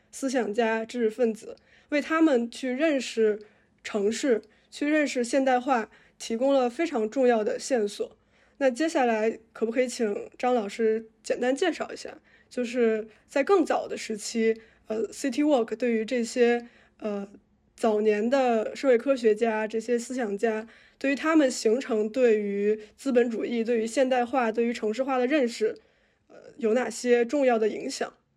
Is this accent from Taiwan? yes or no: no; Tianjin, China; 我小时候生活在天津，然后天津是一个其实，呃，地铁开发比较早的城市